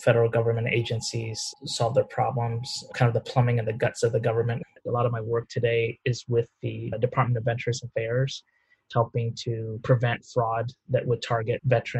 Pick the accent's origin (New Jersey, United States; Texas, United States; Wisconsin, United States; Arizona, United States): Texas, United States; Houston; I was born in the United States, the son of refugees from the Vietnam War who came over in 1975 and we settled in Houston.